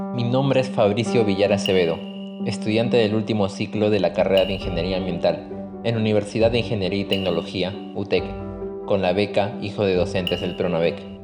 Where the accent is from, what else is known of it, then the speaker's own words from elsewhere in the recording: Chosica, Lima, Peru; Los veranos de mi niñez en Chosica podían ser muy duros